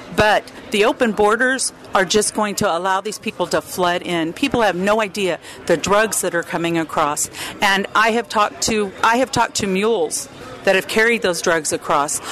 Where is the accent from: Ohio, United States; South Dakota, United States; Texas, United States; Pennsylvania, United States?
Texas, United States; the Texas border, United States; moved away; also born or lived in California; I was born on the Texas border, lived in California